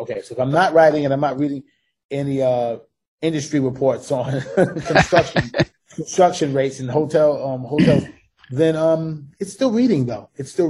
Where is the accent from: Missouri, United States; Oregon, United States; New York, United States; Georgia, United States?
New York, United States; New York City; moved away; I told you I was from New York, but I'm actually from Brooklyn.